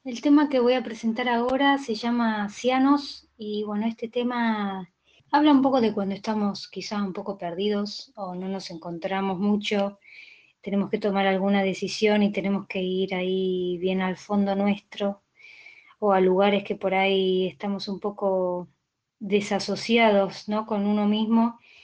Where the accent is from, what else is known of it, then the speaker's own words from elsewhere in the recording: Buenos Aires, Argentina; soy una cantautora de Buenos Aires, Argentina, vivo en Saavedra.